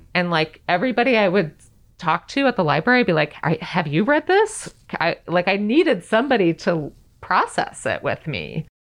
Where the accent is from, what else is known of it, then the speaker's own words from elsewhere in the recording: the West, United States; I grew up in the West